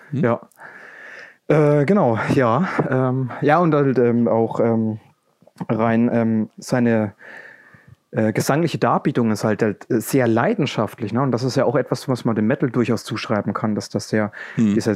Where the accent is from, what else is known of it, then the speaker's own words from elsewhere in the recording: Coburg, Bavaria, Germany; komme aus Coburg. Das liegt in Franken